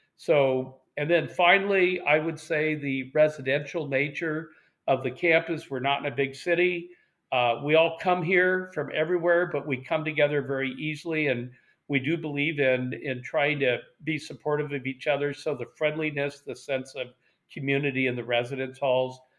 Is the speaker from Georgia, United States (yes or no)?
no; Portland, Oregon, United States; moved away as an adult; in 1973 from Portland, Oregon